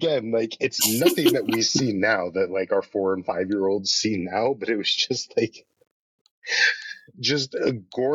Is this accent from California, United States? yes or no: no; New York, United States; growing up in New York